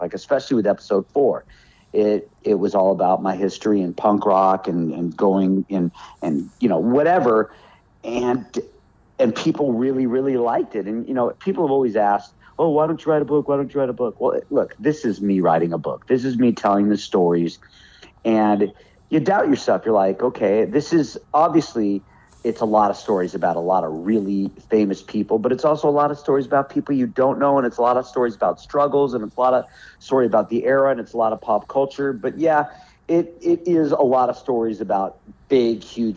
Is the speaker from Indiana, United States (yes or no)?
no; Los Angeles, California, United States; moved away as an adult; now in North Carolina, United States; my town is Hollywood. When I was a little kid, I was on the Sunset Strip. I was always in Hollywood.